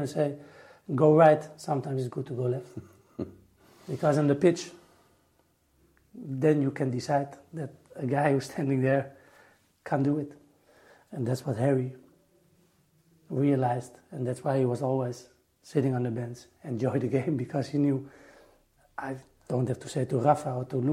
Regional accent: Netherlands; I'm from Holland

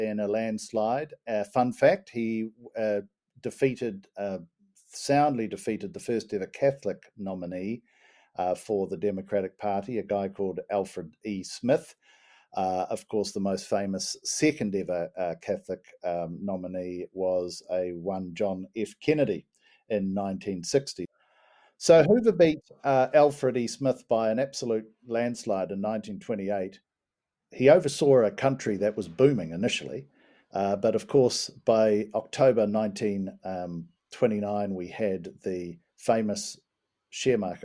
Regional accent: New Zealand; being a New Zealander

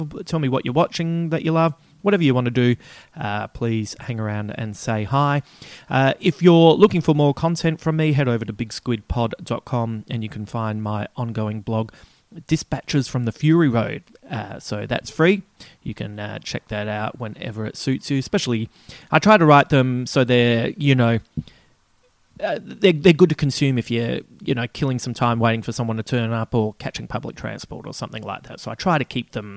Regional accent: Adelaide, South Australia, Australia; moved away; my hometown. It's the last trip I had back to Adelaide

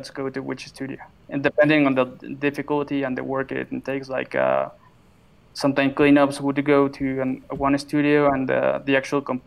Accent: Mexico; I'm from Mexico

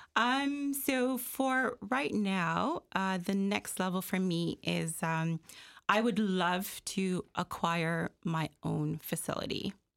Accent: Jamaica; also born or lived in Malvern, Scarborough, Toronto, Canada; now in Toronto, Canada; I am, uh, born and raised in Jamaica. and I came here in nineteen eighty-six

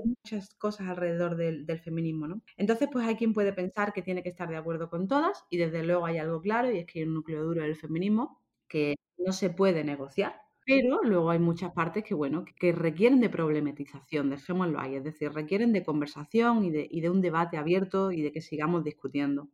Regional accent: Seville, Andalusia, Spain; also born or lived in London; now in Málaga, Spain; yo soy de España, soy española, no soy malagueña, aunque vivo ahora en Málaga, soy de Sevilla

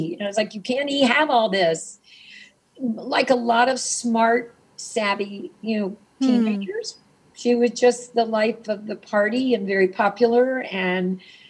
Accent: Mississippi, United States; moved away; also born or lived in Hollywood; So I'm from Mississippi. I didn't know about, I never heard the word gay when I was being raised in the 50s and 60s.

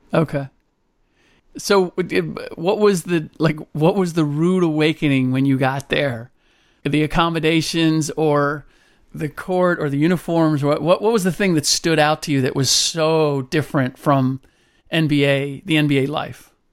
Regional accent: Cincinnati, Ohio, United States; I grew up in Cincinnati.

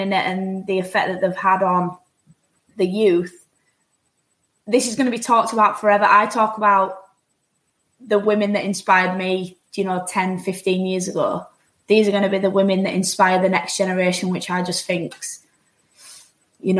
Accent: Yorkshire and the Humber, United Kingdom; accent: Yorkshire; moved away as an adult; also born or lived in United States; I went back to Yorkshire for a month

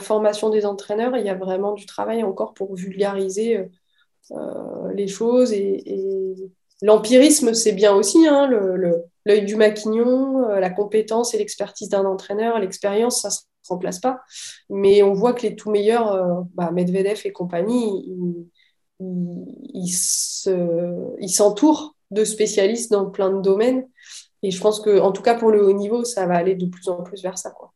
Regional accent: Metz, Grand Est, France; moved away; also born or lived in Rennes; je suis de Metz

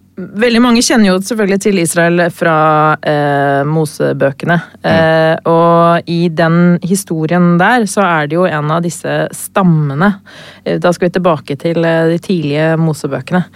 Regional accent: Lillehammer, Innlandet, Norway; jeg er jo lillehamring

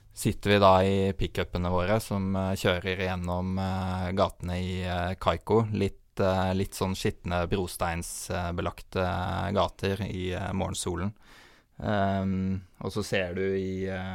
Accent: Norway; vi kommer jo fra Norge

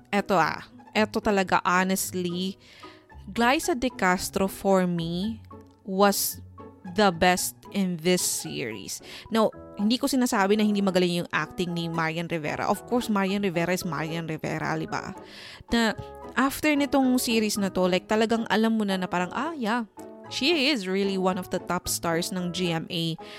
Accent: Philippines; as a Filipino or a teleserye fan

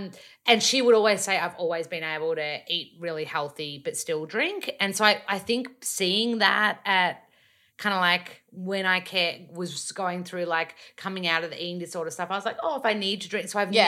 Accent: Australia; accent: bogan; My accent isn't as bogan now because I have literally done 2 years of vocal work. I remember the day one of my voice teacher, I was like, I don't want to lose my bogan accent.

